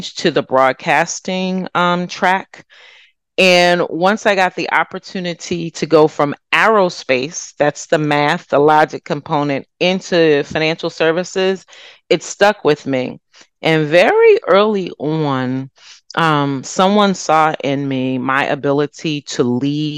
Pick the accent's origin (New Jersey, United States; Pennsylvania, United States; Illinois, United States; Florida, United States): New Jersey, United States; Freehold; I grew up in Freehold, New Jersey